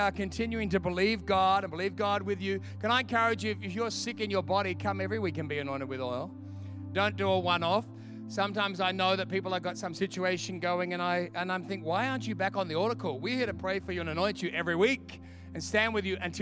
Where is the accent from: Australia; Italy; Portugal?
Australia; moved away; I'm from Australia